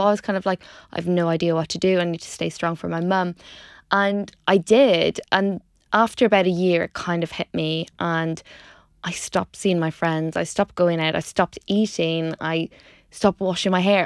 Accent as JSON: {"language": "English", "town": "Dundalk", "region": "Leinster", "country": "Ireland", "tie": "born or raised there", "also_born_or_lived": "Pontypridd, Wales", "moved": "as an adult", "said": "if you haven't already guessed from the accent, I grew up in Ireland in a place called Dundalk"}